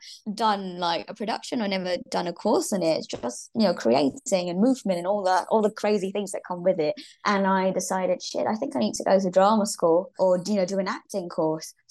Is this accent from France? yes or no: no; Singapore; moved away as an adult; also born or lived in Glasgow, Scotland / United States / China; Born and raised in Singapore.